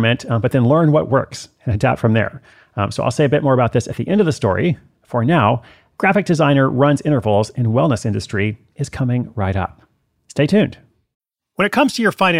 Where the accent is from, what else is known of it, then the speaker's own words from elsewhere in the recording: Portland, Oregon, United States; I wrote a travel column for the Oregonian. That's my hometown paper in Portland